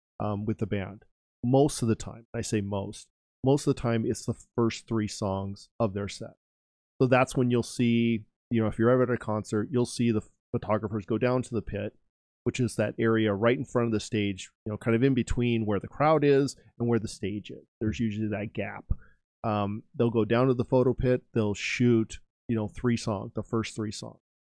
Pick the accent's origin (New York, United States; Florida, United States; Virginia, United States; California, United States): California, United States; growing up, I grew up in California